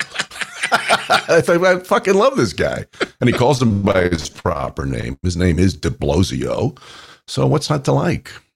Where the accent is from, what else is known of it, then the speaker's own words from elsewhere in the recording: New York, United States; I grew up in New York